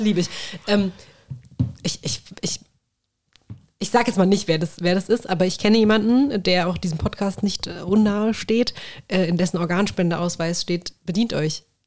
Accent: Königstädten, Hesse, Germany; ich bin in Königstetten ja aufgewachsen

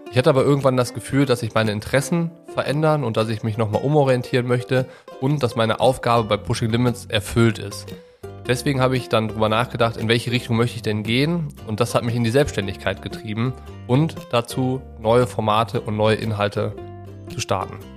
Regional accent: Düsseldorf, North Rhine-Westphalia, Germany; also born or lived in Cologne / Hamburg / Nuremberg; now in Allgäu, Germany; Groß geworden bin ich in Düsseldorf und nach dem Abitur hat mich der Triathlonsport in der Weltgeschichte umherreisen lassen. Und unter anderem habe ich in Köln, Hamburg und Nürnberg gewohnt

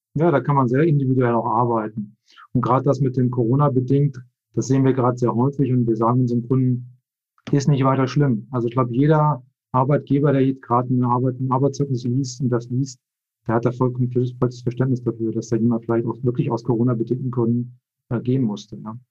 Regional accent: Hildesheim, Lower Saxony, Germany; moved away as an adult; now in Switzerland; gebürtiger Deutscher. Eigentlich komme aus, aus äh, Hildesheim bei Hannover

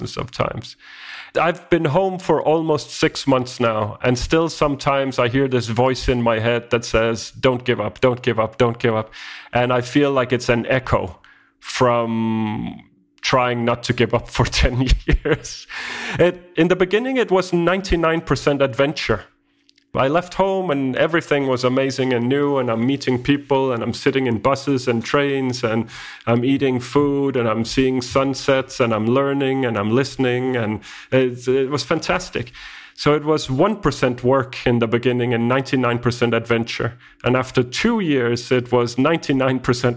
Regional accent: Denmark; first language Danish; English is a second language; I come from Denmark, and Denmark is about 6 million people, and we speak Danish.

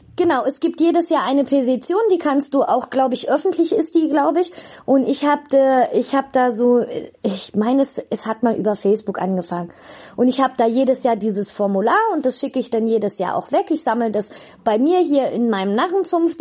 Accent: Bonn, North Rhine-Westphalia, Germany; moved away; also born or lived in Cologne; Ich bin geboren in Bonn-Beul und habe sehr lange in Köln gewohnt

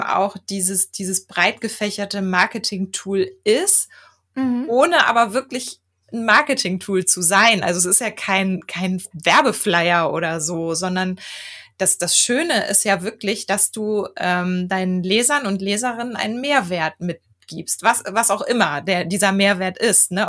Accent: Germany; ich bin in Deutschland geboren

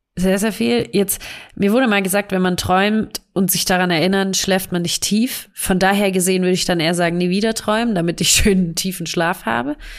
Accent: Stuttgart, Baden-Württemberg, Germany; accent: Swabian; dass wir aus Stuttgart kommen beide. Das heißt, wir sind Schwaber und ähm, versuchen unseren schwäbischen Dialekt zu unterdrücken

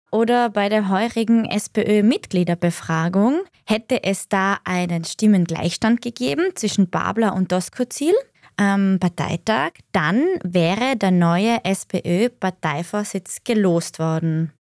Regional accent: Austria; bei uns in Österreich

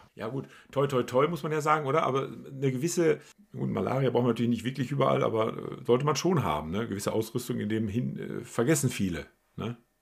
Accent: Ennigerloh, North Rhine-Westphalia, Germany; Ennigerloh, wo ich herkomme

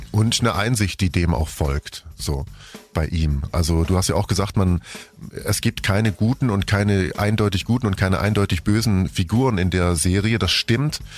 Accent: Germany; Sie lebt nicht hier bei uns in Deutschland

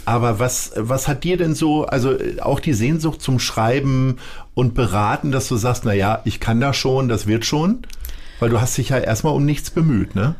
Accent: Lower Saxony, Germany; moved away as an adult; now in Hamburg, Germany; Sturmfest und Erdverwachsen heißt es ja in unserer Landeshymne

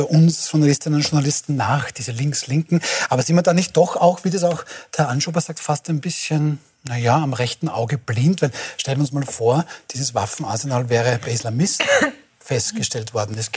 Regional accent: Lower Austria, Austria; außer meiner einer bin Niederösterreicher

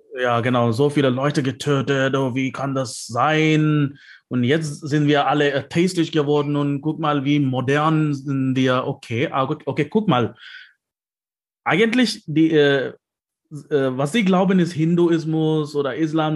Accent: South India, India; German is a second language; now in Leipzig, Germany; ich komme aus Südindien

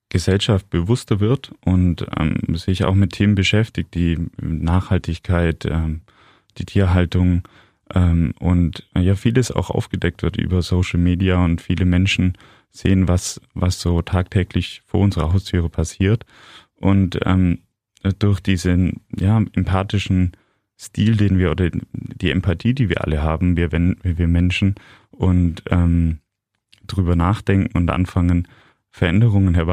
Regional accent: Ulm, Baden-Württemberg, Germany; Ja, hallo, ich freue mich total hier zu sein in meiner Heimatstadt, bei dir zu sein.

